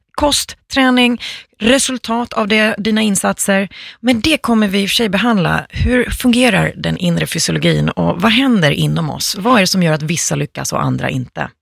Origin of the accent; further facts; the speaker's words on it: Finland; now in Sweden; jag är finska